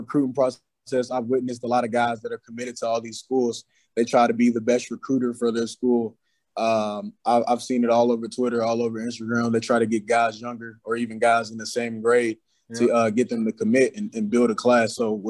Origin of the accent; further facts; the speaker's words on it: Louisville, Kentucky, United States; I grew up watching basketball, football, Teddy Bridgewater, Preston Brown, all them guys.